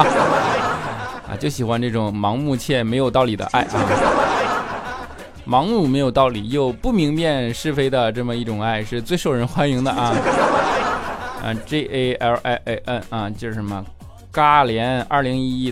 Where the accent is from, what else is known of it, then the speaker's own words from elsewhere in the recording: Jinzhou, Liaoning, China; 辽宁锦州的